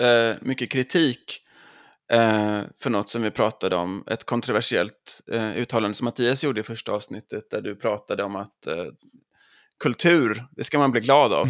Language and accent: Swedish; Jonsered, Västra Götaland, Sweden; som göteborgare, så, eller Jonseredsbo